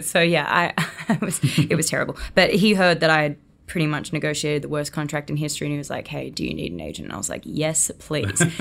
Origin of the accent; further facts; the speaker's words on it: Gold Coast, Queensland, Australia; accent: Australian; moved away as an adult; now in United States; I was born and raised on the Gold Coast in Australia